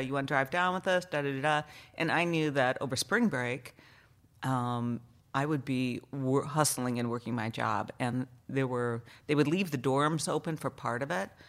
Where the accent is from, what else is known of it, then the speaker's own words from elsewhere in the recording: Allegan, Michigan, United States; also born or lived in Chicago, Illinois; we moved to Michigan, I think, when I was around kindergarten age.